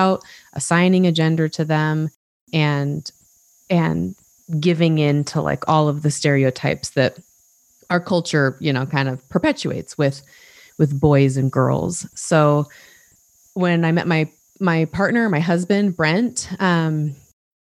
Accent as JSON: {"language": "English", "region": "Utah", "country": "United States", "tie": "born or raised there", "said": "I grew up in Utah. I still live in Utah"}